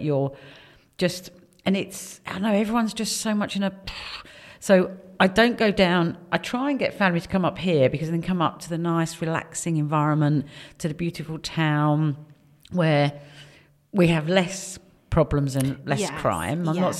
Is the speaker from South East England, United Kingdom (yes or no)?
yes; Staines, South East England, United Kingdom; accent: southerner; moved away; I come from Staines.